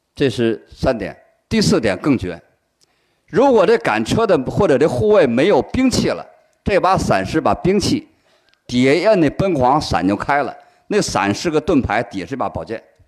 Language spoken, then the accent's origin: Chinese; China; 我们伟大的中华人民共和国成立